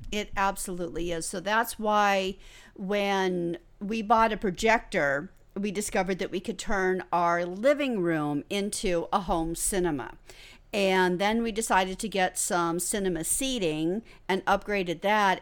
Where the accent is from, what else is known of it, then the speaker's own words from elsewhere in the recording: United States; now in Australia; I'm originally from the United States.